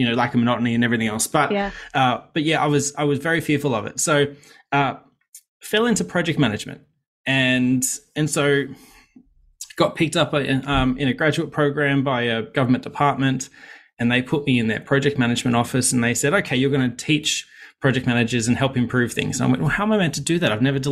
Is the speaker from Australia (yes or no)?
yes; Sydney, New South Wales, Australia; I grew up in Western Sydney